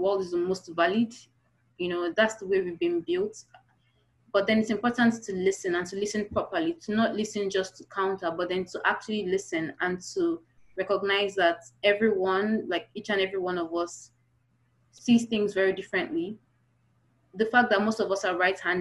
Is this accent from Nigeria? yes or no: yes; Kogi, Nigeria; we are an ethnic group in Kogi State